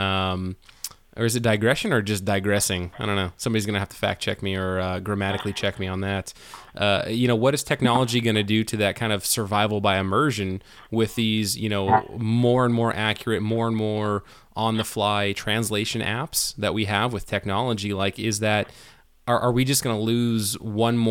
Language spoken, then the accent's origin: English; California, United States; growing up in California